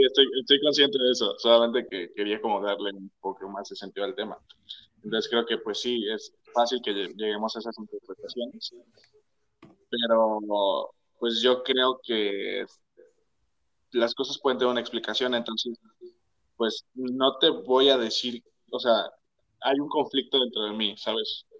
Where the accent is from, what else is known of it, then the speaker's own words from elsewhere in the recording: Mexico; nosotros somos mexicanos